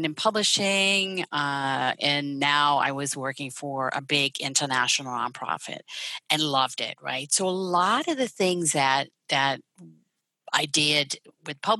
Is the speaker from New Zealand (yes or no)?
no; Netherlands; moved away; I'm Dutch. So I was born and raised there